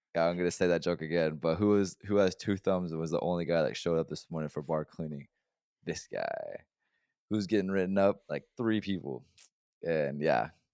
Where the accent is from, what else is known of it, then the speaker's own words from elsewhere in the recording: Oregon, United States; moved away; I'm from Oregon